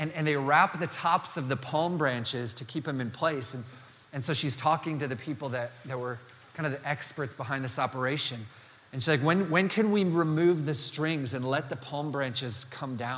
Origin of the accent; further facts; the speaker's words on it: Dakota Territory, the Dakotas, United States; I grew up in the Dakota Territory